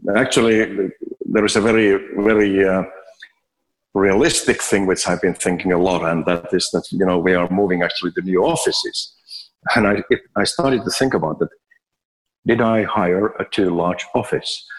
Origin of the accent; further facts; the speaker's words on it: Finland; now in Abu Dhabi, United Arab Emirates; I'm from Finland.